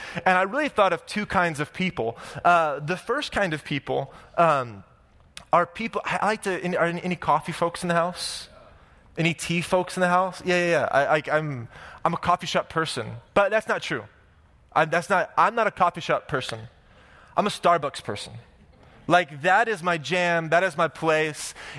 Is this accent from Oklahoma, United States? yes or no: yes; Oklahoma, United States; now in Orange County, United States; I'm from Oklahoma